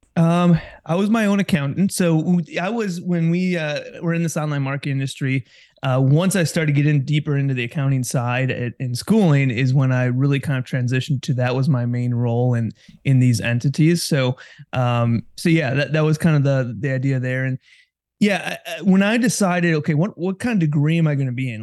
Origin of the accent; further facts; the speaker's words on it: Kewaskum, Wisconsin, United States; also born or lived in Oshkosh, Wisconsin / Milwaukee, Wisconsin; Born and raised in Wisconsin, um, grew up in Kewaskum, which is just north of, in north of Milwaukee